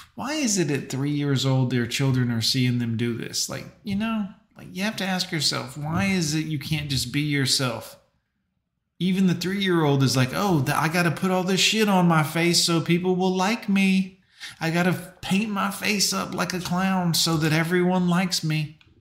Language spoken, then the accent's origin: English; Fort Lauderdale, Florida, United States; I grew up in Fort Lauderdale.